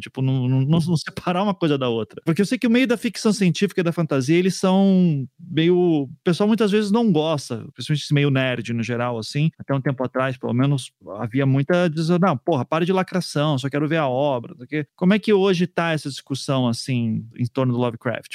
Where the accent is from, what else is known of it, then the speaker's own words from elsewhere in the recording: South Region, Brazil; also born or lived in São Paulo; da minha bolha aqui do Sul